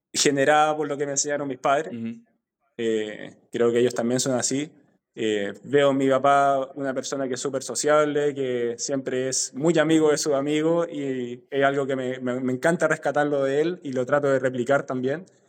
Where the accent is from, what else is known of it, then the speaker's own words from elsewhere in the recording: San Felipe, Valparaíso, Chile; also born or lived in Quellón, Chiloé / Melipilla / Santiago; nos fuimos después a San Felipe, eh, donde me crié prácticamente, hice toda mi etapa escolar